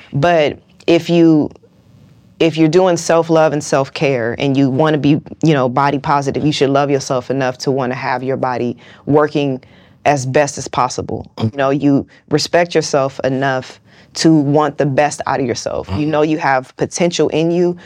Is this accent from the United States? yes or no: yes; West Coast, United States; I'm from the West Coast.